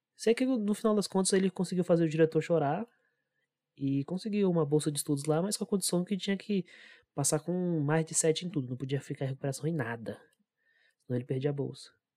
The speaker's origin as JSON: {"language": "Portuguese", "town": "Brasília", "region": "Federal District", "country": "Brazil", "tie": "born or raised there", "said": "E só eu que nasci aqui, eu nasci em Brasília"}